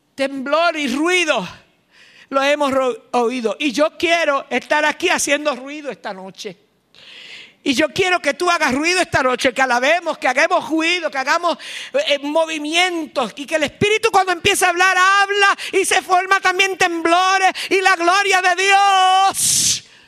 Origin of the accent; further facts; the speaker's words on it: Morovis, Puerto Rico; mi pueblo Morovis